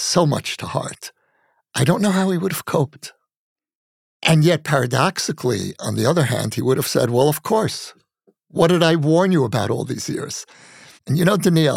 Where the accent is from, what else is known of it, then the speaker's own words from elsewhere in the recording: United States; moved away as an adult; now in Israel; my life as a Jew, growing up in America, then becoming a citizen of Israel.